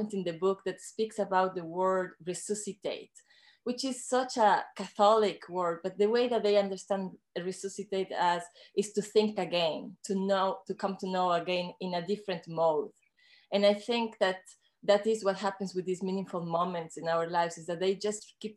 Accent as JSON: {"language": "English", "country": "Ecuador", "tie": "born or raised there", "moved": "yes", "lives_now": "Canada", "said": "I am a woman from the Andes. I grew up in Ecuador"}